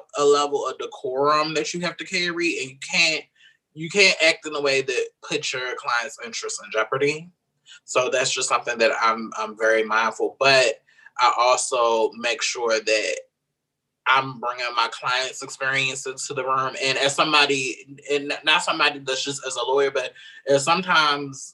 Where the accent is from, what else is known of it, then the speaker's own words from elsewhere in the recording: Baltimore, Maryland, United States; I'm originally from Baltimore, Maryland